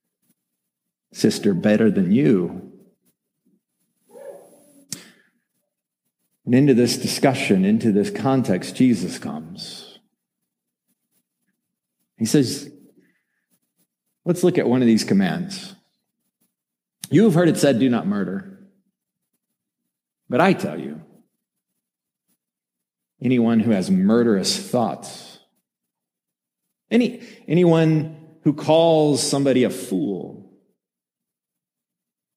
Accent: Colorado, United States; I'm from Colorado

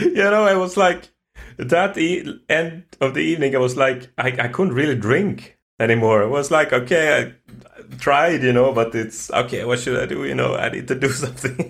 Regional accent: Sweden; born or raised there

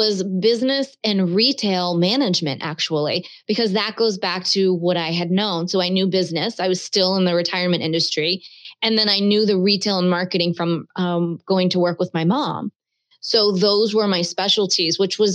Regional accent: Baltimore, Maryland, United States; moved away; also born or lived in Cape Cod, Massachusetts / Bristol, Rhode Island; I grew up in Baltimore.

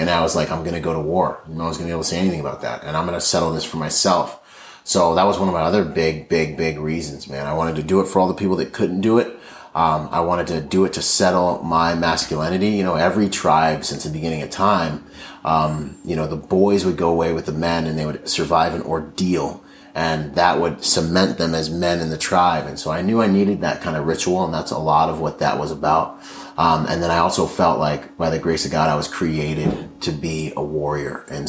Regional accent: Nassau, New Providence, Bahamas; born there; I was born in the Bahamas, in Nassau, Bahamas. My father was from there. My mother's from Washington State.

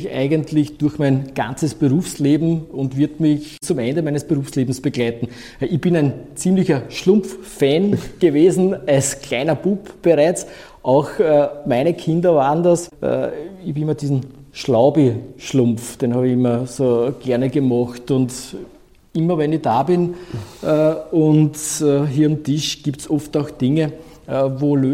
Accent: Vienna, Austria; Wenn ich mir die Stadt Wien hernehme, äh, dann können wir als Wiener, Wienerinnen und Wiener sehr, sehr stolz darauf sein.

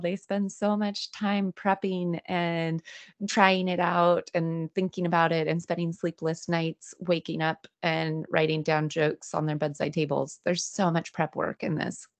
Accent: Greenville, California, United States; now in Los Angeles, United States; my my hometown burnt down uh, in the Dixie fire

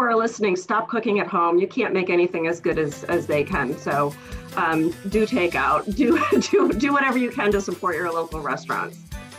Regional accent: Syracuse, New York, United States; now in North Carolina, United States; growing up in Syracuse

